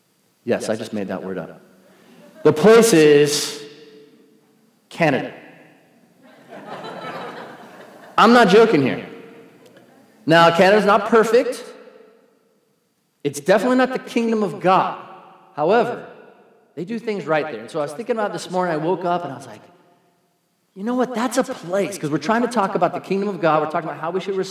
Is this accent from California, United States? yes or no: yes; San Diego, California, United States; I'm from San Diego